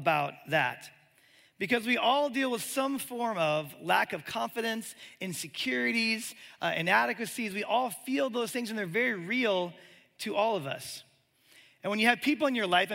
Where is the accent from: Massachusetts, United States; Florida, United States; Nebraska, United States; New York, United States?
Nebraska, United States; Omaha; moved away as an adult; also born or lived in Birmingham, Alabama; I'm from Omaha, Nebraska